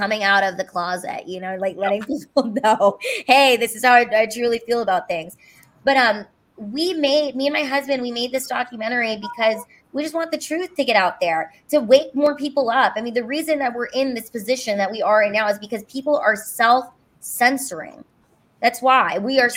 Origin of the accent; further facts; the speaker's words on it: Los Angeles, California, United States; moved away as an adult; also born or lived in Honolulu, Hawaii; now in Texas, United States; I'm from Los Angeles